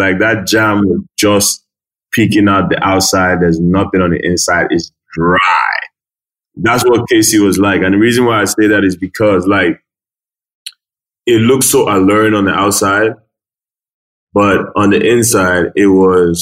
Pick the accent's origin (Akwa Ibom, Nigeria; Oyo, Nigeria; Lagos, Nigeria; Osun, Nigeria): Lagos, Nigeria; moved away as an adult; also born or lived in Asaba, Delta State / Reading, England / Hull, England; I'm from Delta State, Asaba. My mom is Ghanaian, Nigerian. My dad is Nigerian. And I grew up in Lagos State